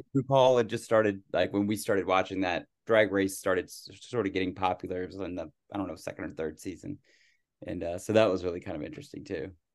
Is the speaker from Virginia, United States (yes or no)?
yes; Virginia, United States; growing up in Virginia, I heard the word Yankee all the time